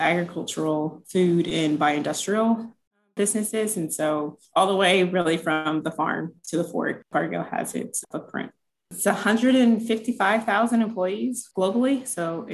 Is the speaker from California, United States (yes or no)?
no; Cincinnati, Ohio, United States; moved away as an adult; also born or lived in North Carolina / Indiana; now in Minnesota, United States; I'm originally from Cincinnati, Ohio. So that's where I grew up